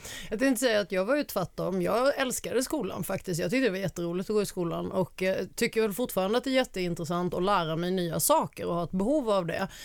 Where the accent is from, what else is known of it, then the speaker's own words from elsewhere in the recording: Alvesta, Kronoberg County, Sweden; accent: Småland dialect; moved away; jag är eh, född och uppvuxen i Småland, eh, Småland småländska skogarna, i en liten by som heter Alvesta